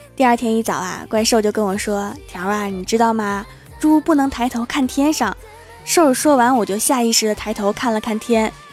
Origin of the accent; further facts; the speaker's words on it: Northeast China, China; 作为一个东北人